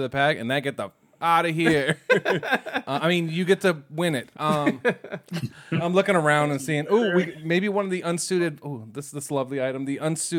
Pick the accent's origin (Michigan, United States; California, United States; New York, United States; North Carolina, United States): North Carolina, United States; I'm from North Carolina.